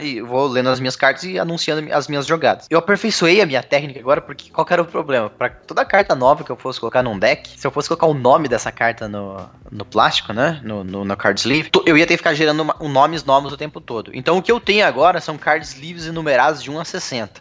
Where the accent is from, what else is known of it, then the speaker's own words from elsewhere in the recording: Cascavel, Paraná, Brazil; moved away as an adult; also born or lived in Curitiba, Brazil; now in Belo Horizonte, Brazil; eu nasci em Curitiba, Paraná, né? E aí, quando eu tinha 4 anos de idade, eu me mudei para Cascavel